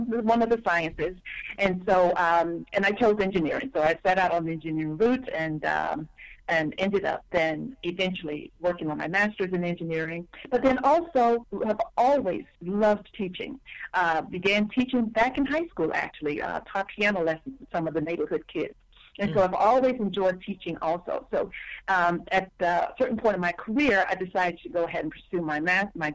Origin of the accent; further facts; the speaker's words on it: Mississippi, United States; growing up in Mississippi